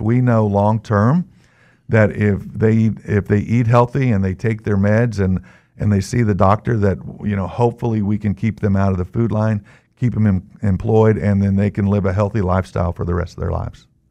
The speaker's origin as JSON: {"language": "English", "town": "Newton", "region": "Kansas", "country": "United States", "said": "I'm from Kansas. I live in Newton. I've lived there most of my life."}